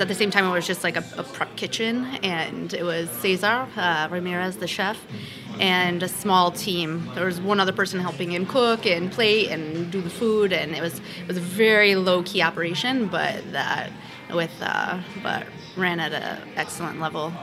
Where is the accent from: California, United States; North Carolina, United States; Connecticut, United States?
Connecticut, United States; moved away as an adult; also born or lived in New York; now in Beaujolais, France; currently living in Beaujolais, but I was born and raised in Connecticut